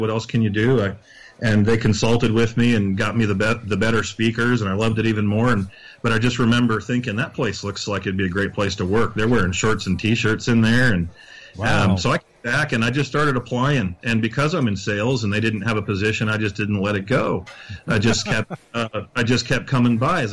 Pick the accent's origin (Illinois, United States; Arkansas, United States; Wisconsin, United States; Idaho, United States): Idaho, United States; Boise; I'm from the Boise, Idaho area.